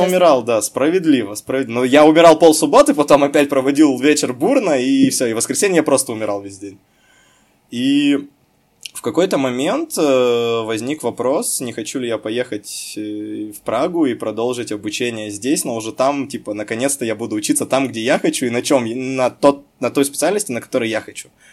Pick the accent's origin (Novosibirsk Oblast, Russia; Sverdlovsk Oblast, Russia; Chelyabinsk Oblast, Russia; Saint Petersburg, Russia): Chelyabinsk Oblast, Russia; Chelyabinsk; moved away as an adult; Я, закончив замечательную школу города Челябинска, гимназию